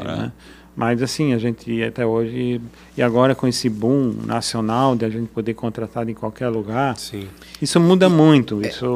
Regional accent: Brazil; also born or lived in Germany; A gente como brasileiro

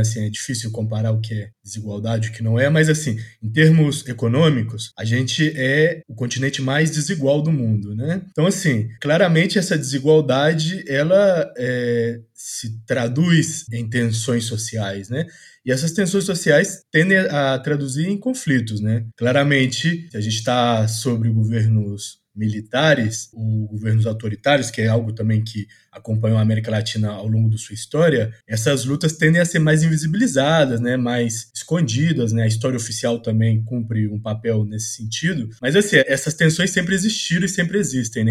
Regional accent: Minas Gerais, Brazil; moved away as an adult; also born or lived in Argentina / Mexico; now in Buenos Aires, Argentina; sou brasileiro, sou de Minas Gerais, mas tem 11 anos que eu moro fora do Brasil.

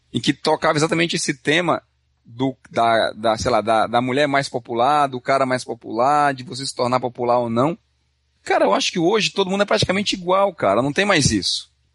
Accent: Brazil; now in Canada; a gente vem do Brasil

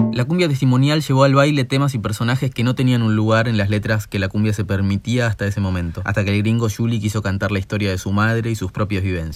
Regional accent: Argentina; nuestro país

